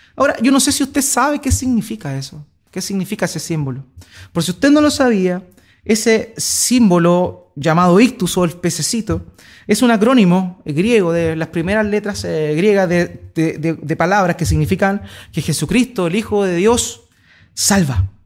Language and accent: Spanish; Chile; Ya no somos chilenos